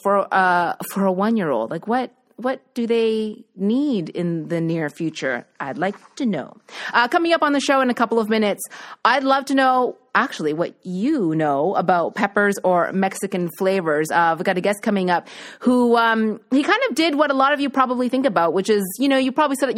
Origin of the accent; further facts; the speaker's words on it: Nova Scotia, Canada; moved away; I was from Nova Scotia